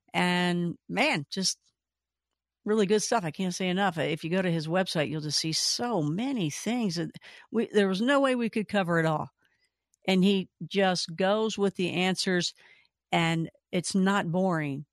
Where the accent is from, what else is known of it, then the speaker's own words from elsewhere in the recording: Kentucky, United States; moved away; I'm from originally from Kentucky